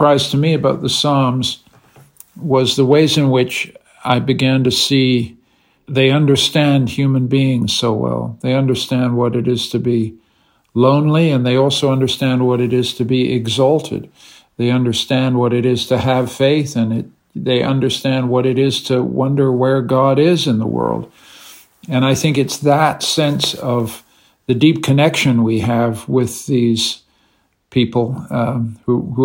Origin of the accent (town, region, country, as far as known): Canada; now in Vienna, Austria